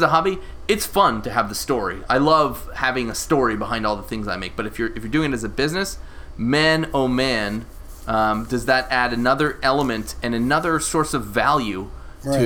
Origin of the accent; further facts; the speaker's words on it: Canada; I'm Canadian